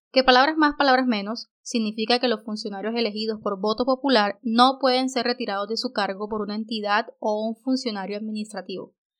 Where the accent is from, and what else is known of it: Colombia